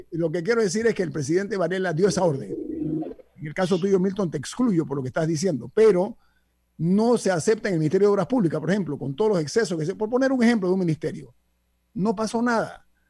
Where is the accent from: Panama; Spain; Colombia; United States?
Panama; como panameños